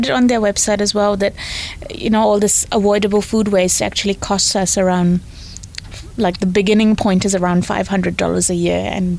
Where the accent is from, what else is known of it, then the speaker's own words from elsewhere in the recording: India; now in New Zealand; so I'm obviously not born in New Zealand. I came here from India.